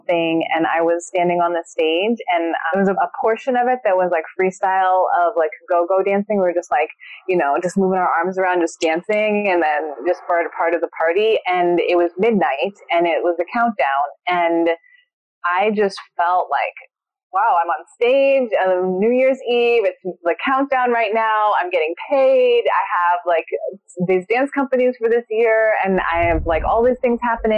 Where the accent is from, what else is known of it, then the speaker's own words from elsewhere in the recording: Cleveland, Ohio, United States; moved away; also born or lived in San Francisco; I'm from Cleveland, okay? And I lived in San Francisco